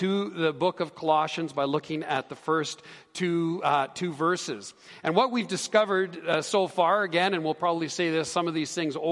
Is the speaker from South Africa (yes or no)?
no; Canada; we're Canadian